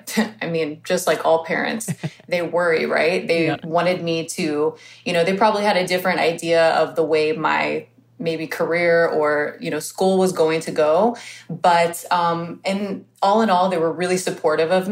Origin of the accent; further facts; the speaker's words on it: Houston, Texas, United States; there was no makeup schools where I grew up in Houston, Texas